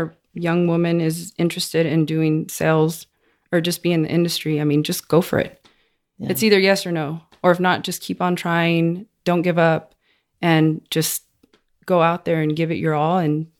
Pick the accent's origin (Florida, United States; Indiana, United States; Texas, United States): Texas, United States; Odessa; I'm from Odessa. Okay. Born and raised.